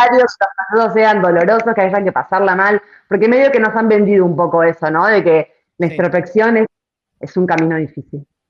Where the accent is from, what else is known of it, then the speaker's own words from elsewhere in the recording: Argentina; es muy de argentino eso. Lo tenemos como muy, muy en la sangre